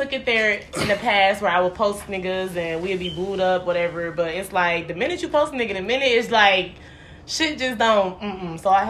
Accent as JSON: {"language": "English", "town": "Detroit", "region": "Michigan", "country": "United States", "tie": "born or raised there", "moved": "as an adult", "lives_now": "Tampa, United States"}